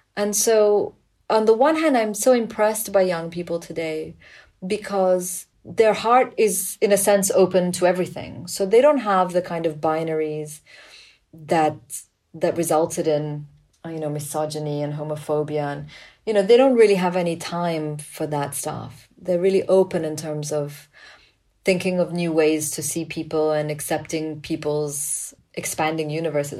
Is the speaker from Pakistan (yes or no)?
yes; Pakistan; growing up in Pakistan